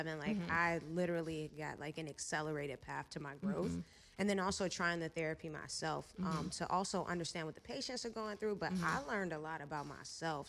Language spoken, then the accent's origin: English; Chesterfield County, Virginia, United States; moved away as an adult; also born or lived in Atlanta, Georgia; now in Los Angeles, United States; I went back home to Virginia. I'm originally from Virginia. Shout out to the 804